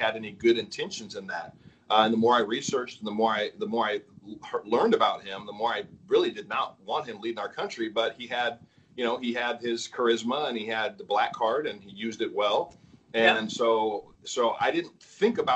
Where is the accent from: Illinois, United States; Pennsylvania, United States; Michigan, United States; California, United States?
California, United States; I was born in California.